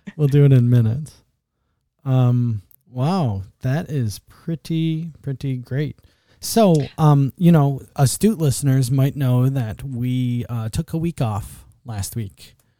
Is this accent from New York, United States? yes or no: yes; Buffalo, New York, United States; I grew up in Buffalo